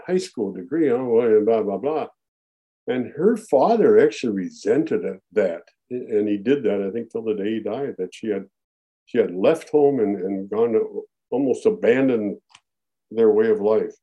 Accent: Minneapolis, Minnesota, United States; Born and raised in Minneapolis

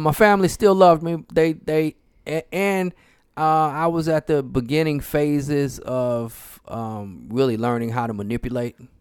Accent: St. Louis, Missouri, United States; I'm from Saint Louis, Missouri

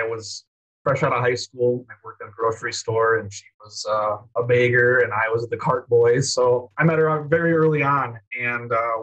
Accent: Wisconsin, United States; I'm from Wisconsin

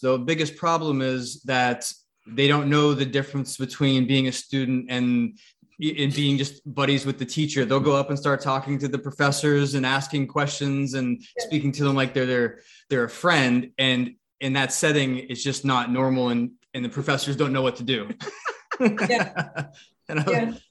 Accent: New England, United States; I grew up in New England area in, in the United States

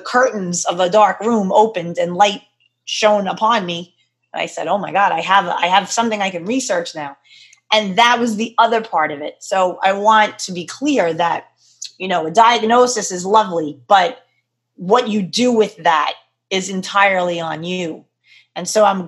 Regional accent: New York, United States; I'm a girl from New York

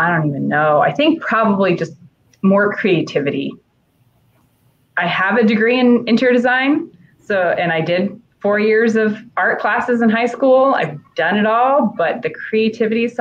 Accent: Kansas, United States; We both went to the same college. We're from Kansas

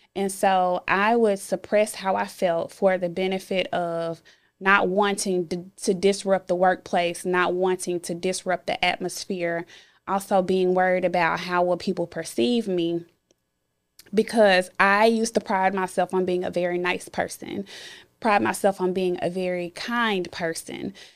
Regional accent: Memphis, Tennessee, United States; I am from Memphis and I grew up in the inner city part of Memphis.

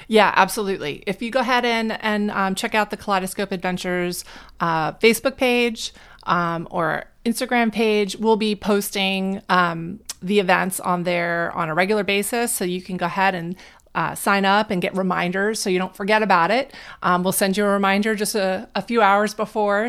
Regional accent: New Jersey, United States; while I was in school growing up in New Jersey

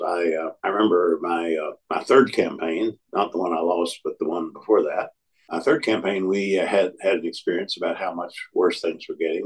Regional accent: Tennessee, United States; moved away as an adult; also born or lived in North Carolina; I had early on been involved in my home state of Tennessee

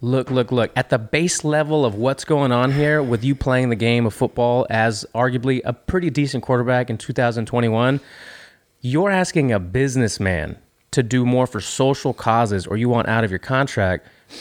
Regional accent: Houston, Texas, United States; I say our own because we're from Houston.

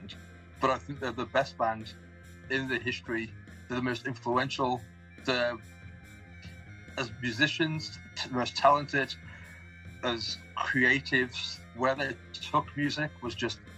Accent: Tamworth, West Midlands, United Kingdom; I'd always say Birmingham because Tamworth, no one's going to know Tamworth.

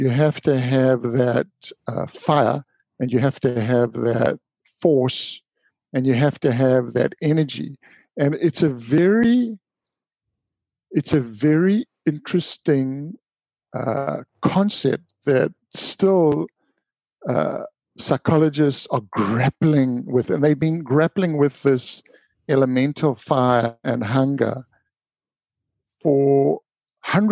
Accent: Durban, KwaZulu-Natal, South Africa; the little beach that I grew up with in Durban called the Bay of Plenty

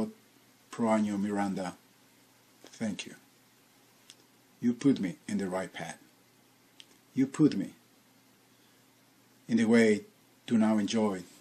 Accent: Ecuador; now in United States; I'm from Ecuador, South America, citizen of the United States

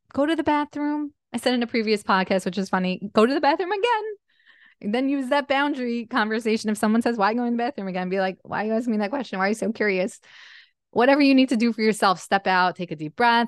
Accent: Jersey Shore, New Jersey, United States; moved away as an adult; we grew up in the Jersey Shore

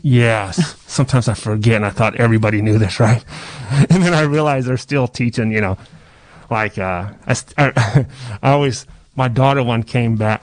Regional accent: Pomo, California, United States; I'm Native American Indian

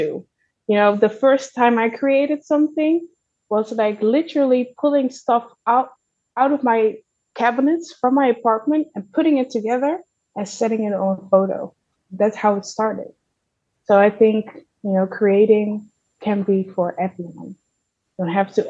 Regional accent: Zeeland, Netherlands; I grew up in Zeeland

